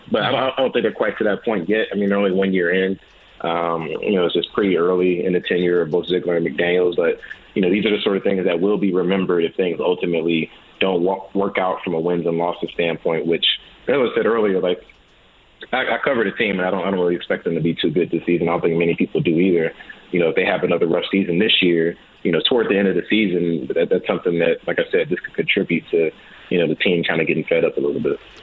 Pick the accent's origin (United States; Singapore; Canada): United States; St. Louis, Missouri; now in Las Vegas, United States; I'm from St. Louis, man.